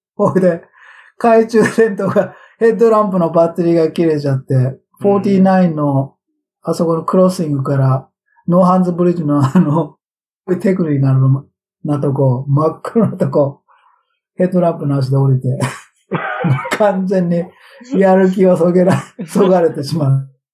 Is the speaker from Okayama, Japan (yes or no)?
no; Tokyo, Japan; moved away as an adult; now in Sacramento, United States; 僕は生まれが、生まれも育ちも歌舞伎町でしょ新宿の